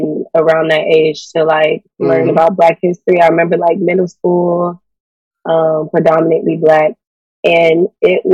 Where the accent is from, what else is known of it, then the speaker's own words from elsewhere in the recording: the South, United States; we're from the South